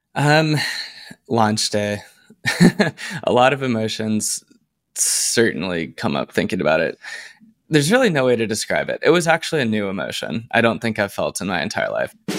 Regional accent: Plano, Texas, United States; moved away as an adult; also born or lived in Los Angeles, United States; I am from Plano, Texas. It's a suburb north of Dallas

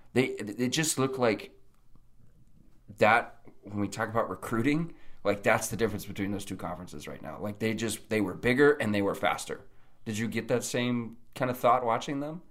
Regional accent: Nebraska, United States; I was from Nebraska

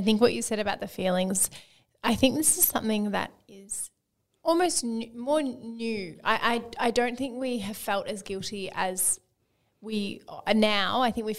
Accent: Melbourne, Victoria, Australia; I'm from Melbourne, but I'm currently on exchange in Scotland for the semester for uni.

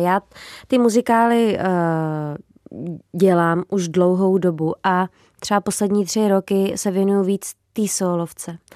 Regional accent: Trutnov, Hradec Králové Region, Czechia; also born or lived in Podkrkonoší / Prague; já jsem se narodila v Trutnově

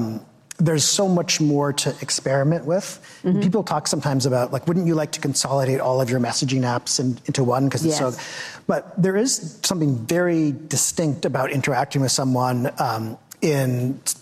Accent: Victoria, British Columbia, Canada; I grew up in Victoria, British Columbia, which is very provincial

